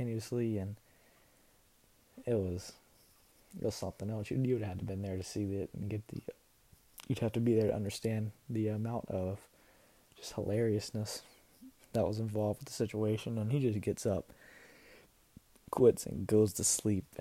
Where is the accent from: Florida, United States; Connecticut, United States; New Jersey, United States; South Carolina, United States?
South Carolina, United States; I'm from South Carolina